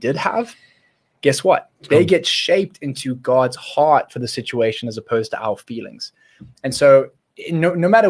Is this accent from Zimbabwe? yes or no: yes; Zimbabwe; We grew up in Zimbabwe together.